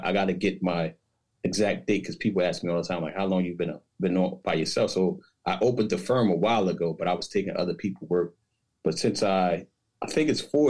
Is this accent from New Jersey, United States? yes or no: yes; Paterson, New Jersey, United States; also born or lived in Newark, New Jersey / Trenton, New Jersey / East Windsor, New Jersey; I'm originally from Paterson, New Jersey. So I spent my early childhood from birth to 12 between Paterson.